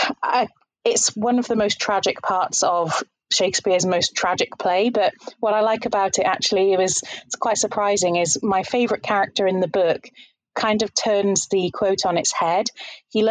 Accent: Leicester, East Midlands, United Kingdom; I'm from Leicester in the United Kingdom, and I'm an English teacher.

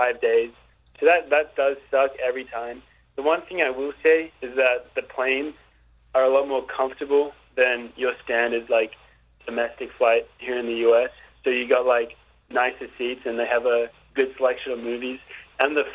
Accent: Australia; accent: Australian; moved away as an adult; now in United States; as an Australian, the most annoying thing is if someone mistakes our accent for being a British accent.

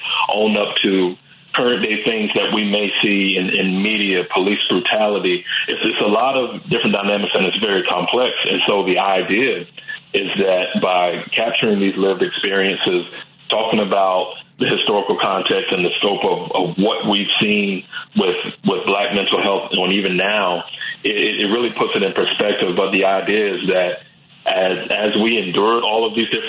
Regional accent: the South, United States; growing up in a Black home and growing up in the South

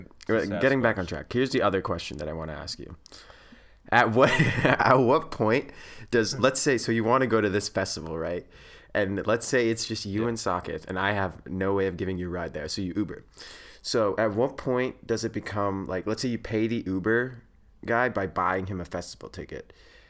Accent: Saskatchewan, Canada

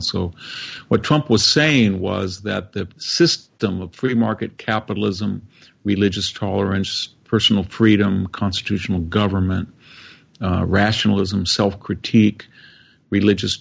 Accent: Fresno, California, United States; my hometown of Fresno

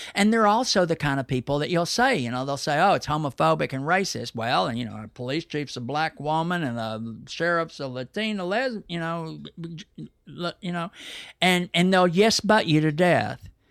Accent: Dallas, Texas, United States; I'm a native Dallas side. I'm not some, like, weird specimen that was airlifted in. I'm a seventh generation town. I'm as Texan as they get, and I'm definitely Dallas.

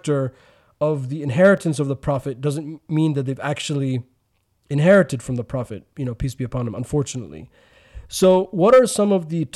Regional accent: United States; we're both American Muslims

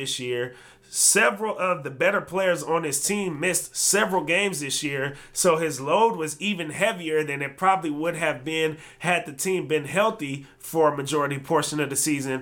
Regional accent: Berkeley, California, United States; I was born in Berkeley

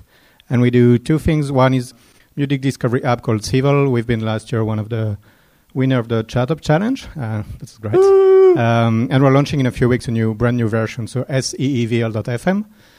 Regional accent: Dublin, Leinster, Ireland; I come from Dublin.

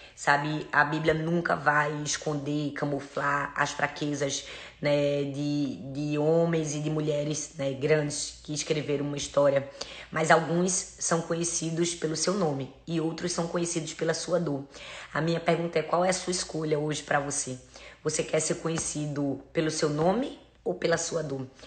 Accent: Northeast Region, Brazil; eu sou nordestina

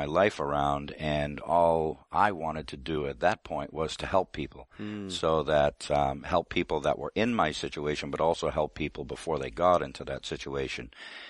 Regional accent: Boston, Massachusetts, United States; I grew up all around Boston.

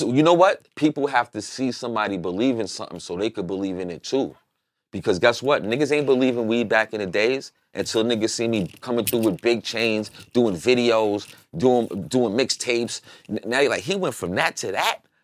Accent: New York, United States; moved away; I'm from New York.

